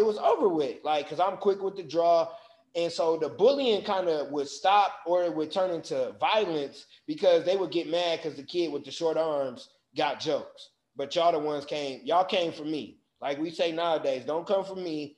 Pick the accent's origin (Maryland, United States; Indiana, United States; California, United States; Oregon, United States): Indiana, United States; Michigan City; I grew up in Michigan City, Indiana